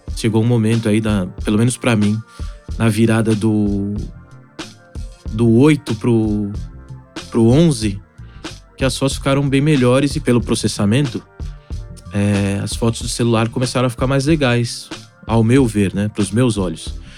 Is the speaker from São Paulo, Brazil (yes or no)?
yes; São Paulo, Brazil; Eu fui criado no Alto de Piranga. Depois, meus pais compraram uma casa na Vila Arapuá, que é um subdistrito do bairro do Ipiranga. Dizem que é um dos bairros mais tradicionais de São Paulo